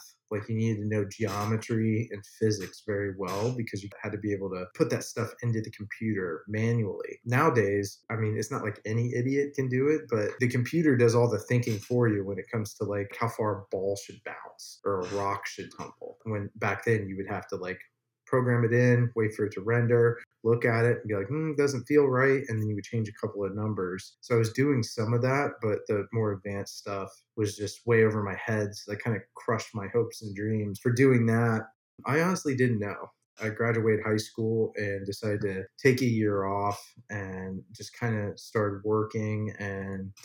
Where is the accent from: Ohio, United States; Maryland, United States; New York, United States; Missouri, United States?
Ohio, United States; moved away as an adult; now in Los Angeles, United States; I grew up in Ohio, so like I didn't exactly grow up on a farm, but you know, a farm was right behind my house.